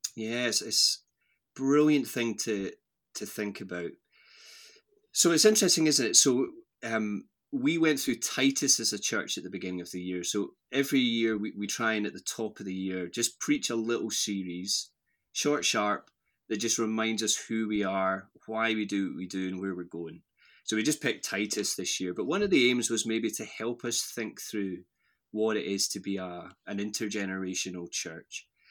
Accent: Strathblane, Scotland, United Kingdom; moved away as an adult; also born or lived in Lanarkshire / Airdrie / Aberdeen / Bristol; now in Edinburgh, United Kingdom; I grew up just outside Glasgow, so my mum and dad live in this little village called Strathblain, which is halfway between Loch Lomond and Glasgow city centre. So that's where I, I grew up

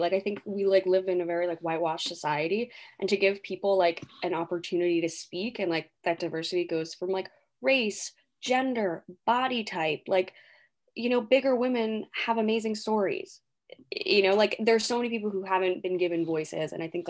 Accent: Texas, United States; Or this girl came from Texas, oh, I'm from Texas, you know?

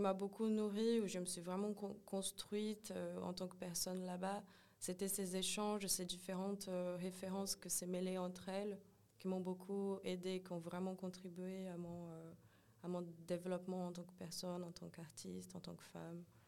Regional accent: São Paulo, Brazil; French is a second language; moved away as an adult; now in Paris, France; Je suis née et grandie au Brésil. Euh, euh, au, tout, début, euh, j'ai jusqu'à mes trois ans où j'étais à Brooklyn, c'est près du centre de São Paulo, dans une favela. Et, puis à partir de quatre ans, j'ai déménagé dans l'extrême sud de São Paulo

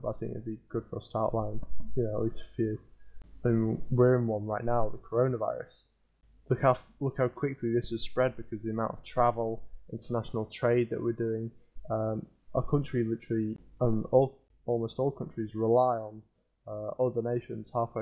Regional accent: North West England, United Kingdom; I'm from the northwest of England

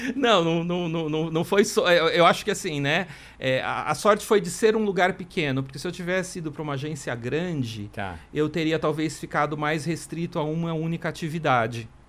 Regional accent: Marília, São Paulo, Brazil; moved away as an adult; also born or lived in Mato Grosso; now in São Paulo, Brazil; eu na, não nasci em Marília, mas eu cresci lá desde os três anos de idade, enfim. Depois vim para São Paulo na época da faculdade

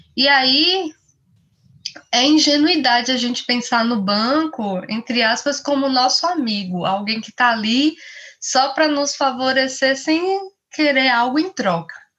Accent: Bahia, Brazil; eu sou nordestina, sou baiana

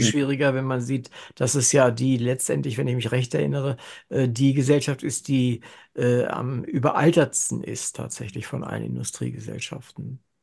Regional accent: Germany; nach dem Krieg geboren und in Deutschland aufgewachsen.

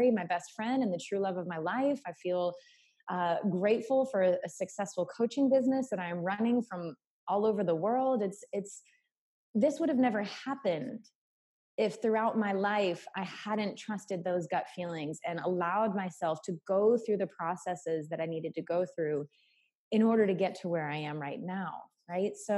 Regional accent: New England, United States; moved away as an adult; also born or lived in South Carolina / Costa Rica; choosing to leave my home state in New England and moving to South Carolina when I had to put myself through college financially

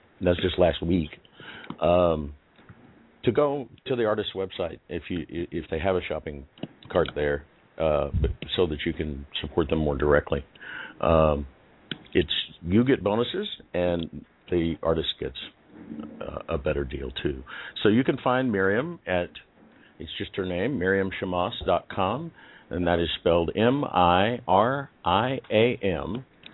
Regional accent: Kansas, United States; I was actually born in Kansas

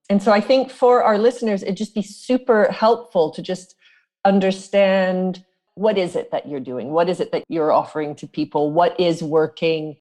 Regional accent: South Africa; I come from South Africa, as you know, I was born there.

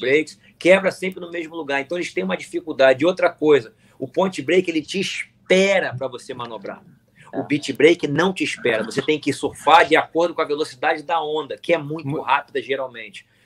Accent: Brazil; nós, como brasileiros

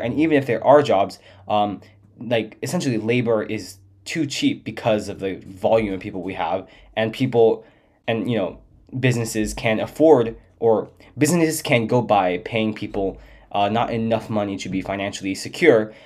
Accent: San Diego, California, United States; what the world is like outside of, uh, my hometown

